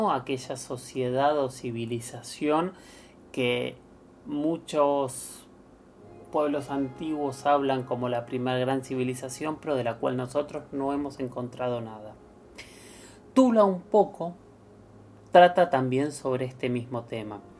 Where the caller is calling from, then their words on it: Quilmes, Buenos Aires Province, Argentina; Hola Héctor, hola Luis. Eh … de Quimes